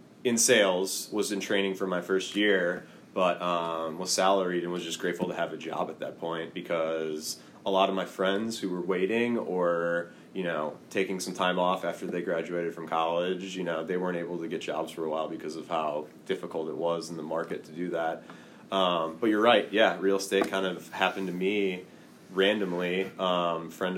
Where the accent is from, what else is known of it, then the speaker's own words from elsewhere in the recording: Milwaukee, Wisconsin, United States; I'm from Milwaukee, and my aunt and uncle own about 30-ish rental properties in and around the city of Milwaukee.